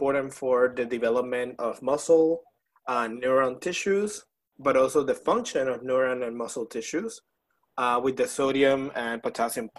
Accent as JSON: {"language": "English", "country": "Puerto Rico", "moved": "as an adult", "lives_now": "Baton Rouge, United States", "said": "I am from Puerto Rico, but I moved here in 2017"}